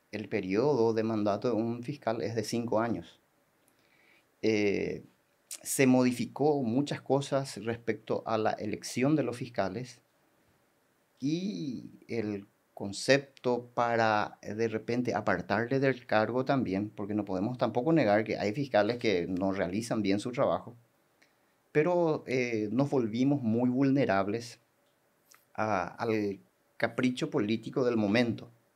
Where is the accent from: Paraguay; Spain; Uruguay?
Paraguay; Coronel Oviedo, Caaguazú; moved away as an adult; now in Salto del Guairá, Paraguay; Yo soy de Coronel Oviedo